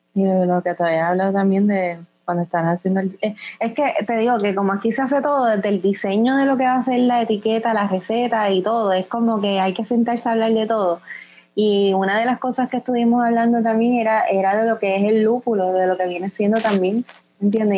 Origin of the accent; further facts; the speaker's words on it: Puerto Rico; lo que nosotros somos como puertorriqueños